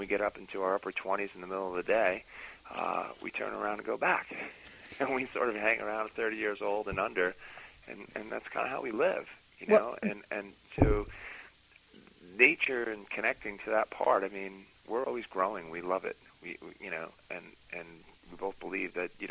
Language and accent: English; New York, United States; a Catholic kid growing up in New York